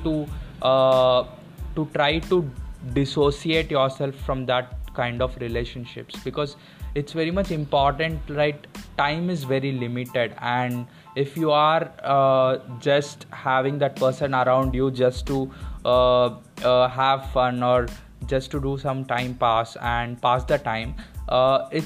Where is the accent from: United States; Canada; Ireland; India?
India; I am a Indian person